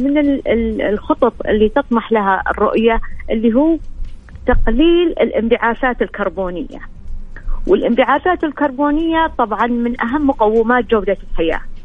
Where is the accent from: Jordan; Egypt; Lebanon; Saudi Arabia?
Saudi Arabia; عندنا في السعوديه